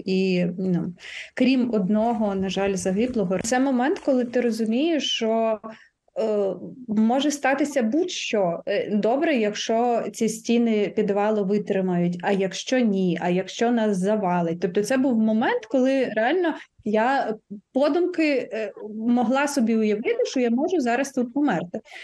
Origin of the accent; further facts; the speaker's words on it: Mykolaiv, Mykolaiv Oblast, Ukraine; Миколаїв моє рідне місто